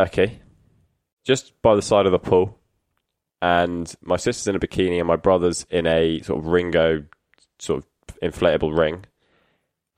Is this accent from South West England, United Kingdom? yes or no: yes; Exmouth, South West England, United Kingdom; the Exmouth Journal, the local paper in my hometown